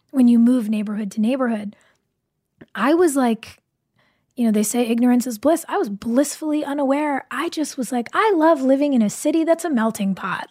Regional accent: Burbank, California, United States; I grew up riding horses in Burbank

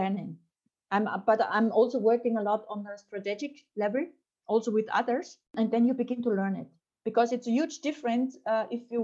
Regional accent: Austria; English is a second language; moved away as an adult; also born or lived in France; I'm from Austria and I'm a woman

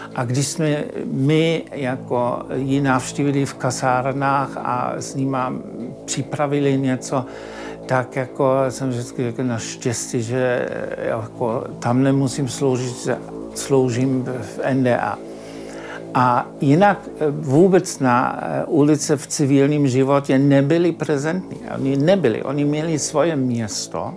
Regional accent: Berlin, Germany; Czech is a second language; moved away as an adult; also born or lived in Leipzig, Germany; now in Czech Republic; Já jsem eh, se narodil a žil v Berlíně

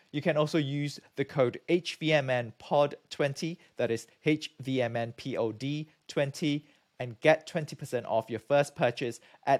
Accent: Malaysia; moved away as an adult; also born or lived in United Kingdom; now in United States; I'm from Malaysia, I got my PhD from the UK

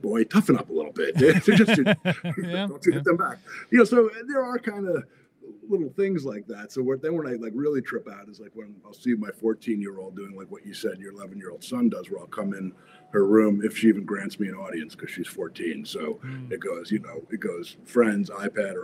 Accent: Freehold, New Jersey, United States; moved away as an adult; also born or lived in Arizona; now in Los Angeles, United States; I started out in New Jersey, so my claim to fame is I was born in Freehold, New Jersey

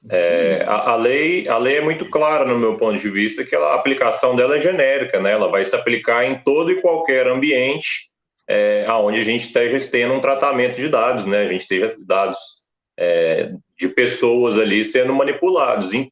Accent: São Paulo, Brazil; now in Uberlândia, Brazil; Eu sou de São Paulo, capital, né, nasci lá, é, cresci ali a parte da infância, mas eu já estou aqui em Uberlândia, Minas Gerais

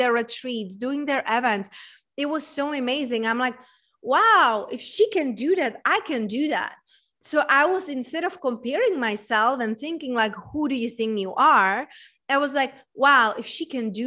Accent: Czechia; also born or lived in United States; now in Tulum, Mexico; I was raised and born in Czech Republic

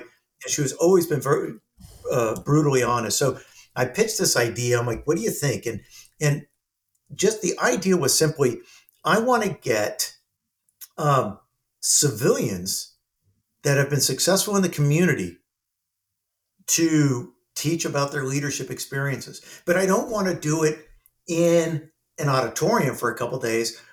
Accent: Southern California, United States; I'm from Southern California

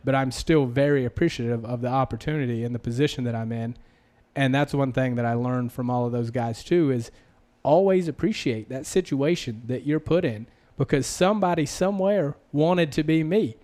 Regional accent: South Carolina, United States; accent: Southern; moved away as an adult; also born or lived in Las Vegas / Southern California; I was from South Carolina

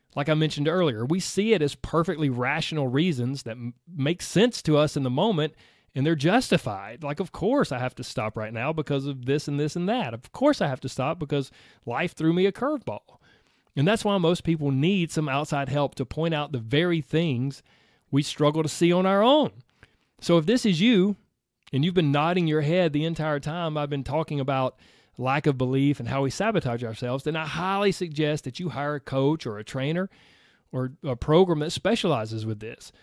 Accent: the South, United States; I grew up in the South. I grew up in the country

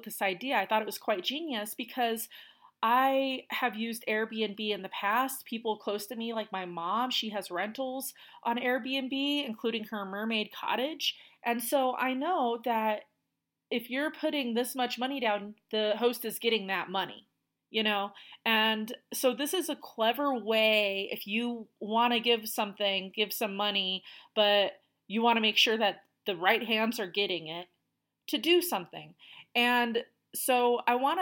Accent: United States; I'm from the United States

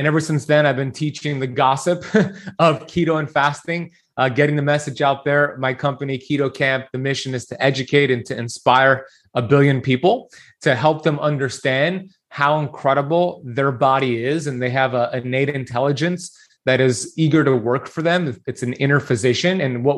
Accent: Miami Beach, Florida, United States; So I grew up here in Miami Beach, Florida, born and raised

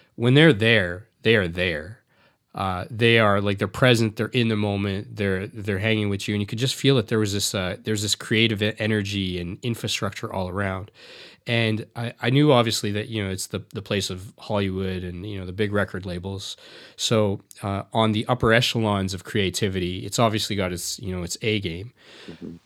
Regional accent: Canada; as a South Asian, I was born in Canada, but my parents are from India.

